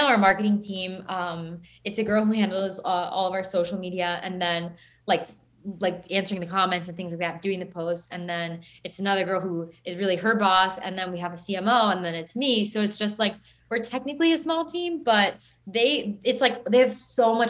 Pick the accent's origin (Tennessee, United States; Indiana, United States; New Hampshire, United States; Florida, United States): Florida, United States; Broward County; now in Miami, United States; So I actually grew up in Broward